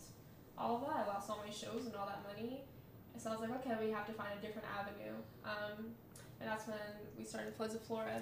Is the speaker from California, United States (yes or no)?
no; Pittsburgh, Pennsylvania, United States; also born or lived in Philadelphia / Costa Rica / Mexico; I am from Pittsburgh